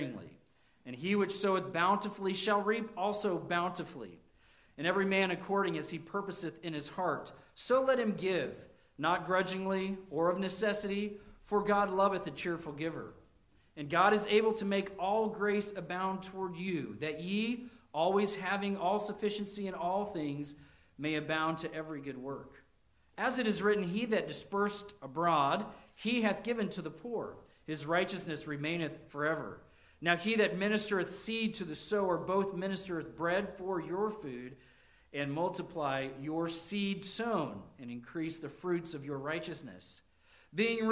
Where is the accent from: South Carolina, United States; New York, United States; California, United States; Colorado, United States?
Colorado, United States; moved away; When I was a kid growing up in Colorado